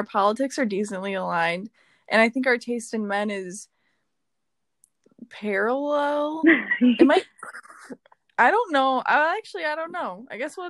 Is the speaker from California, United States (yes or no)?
no; Wisconsin, United States; I was born in Wisconsin, but I was living in Wisconsin.